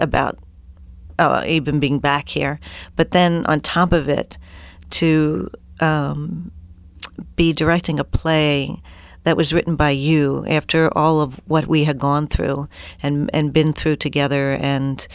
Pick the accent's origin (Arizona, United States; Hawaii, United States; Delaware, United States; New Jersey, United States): Delaware, United States; Wilmington; born or raised there